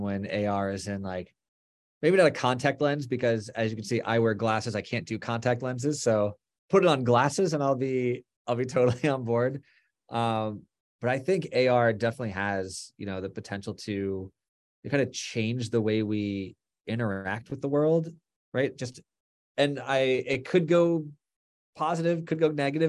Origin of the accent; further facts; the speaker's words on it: Florida, United States; moved away as an adult; also born or lived in Boston / Los Angeles / New York; now in New Jersey, United States; We grew up in Florida